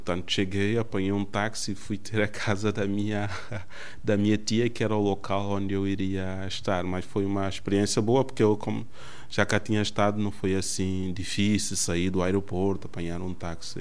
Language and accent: Portuguese; Lobata, São Tomé & Príncipe; now in Portugal; Nasci em Santo Tomé no dia 10 de julho de 1984, no distrito de Lobata